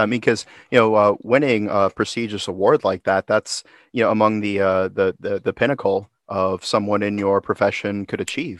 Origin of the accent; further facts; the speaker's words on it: Orlando, Florida, United States; Now, I grew up in Orlando